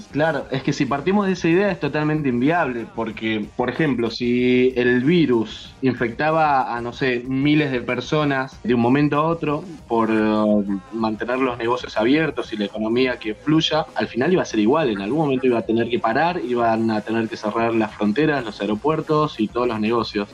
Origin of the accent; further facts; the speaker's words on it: Argentina; en mi país, en Argentina